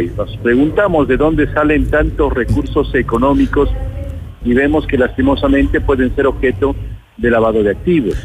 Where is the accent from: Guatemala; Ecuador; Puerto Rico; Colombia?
Ecuador; como ecuatorianos